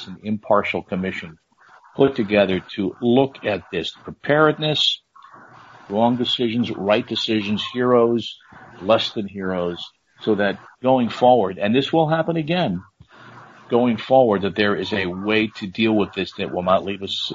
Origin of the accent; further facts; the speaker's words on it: New Jersey, United States; growing up in North Jersey